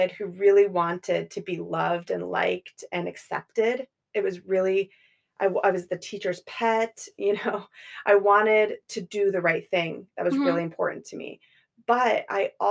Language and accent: English; Colorado, United States; I grew up in Colorado